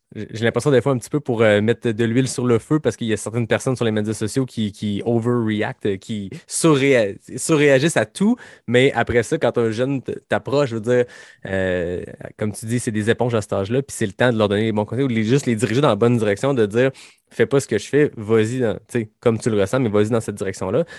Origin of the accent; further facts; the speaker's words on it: Quebec, Canada; je suis québécois